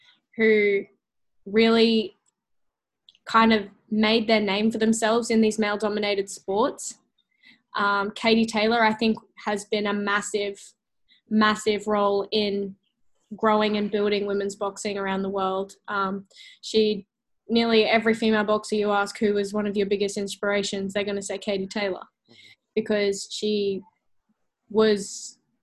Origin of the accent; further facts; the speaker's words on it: Gold Coast, Queensland, Australia; on the Gold Coast, in my hometown